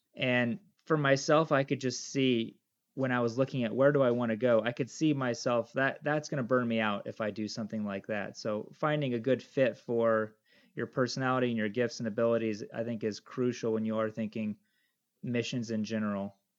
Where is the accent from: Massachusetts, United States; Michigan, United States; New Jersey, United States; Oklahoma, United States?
Michigan, United States; moved away as an adult; now in Papua New Guinea; We took us back to the States, and I grew up most of my life in Michigan. And uh, yeah, so I think probably till about age of 25, I was in Michigan